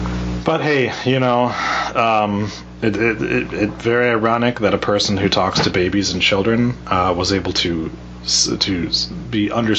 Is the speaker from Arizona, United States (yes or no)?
yes; Phoenix, Arizona, United States; born there; No, I was born in Phoenix.